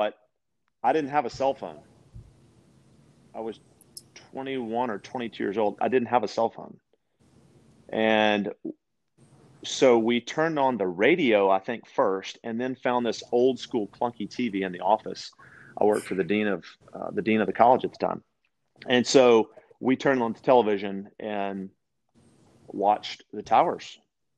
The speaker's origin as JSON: {"language": "English", "town": "West Monroe", "region": "Louisiana", "country": "United States", "tie": "born or raised there", "also_born_or_lived": "Shreveport, Louisiana / Branson, Missouri", "said": "I was born and raised in the Louisiana"}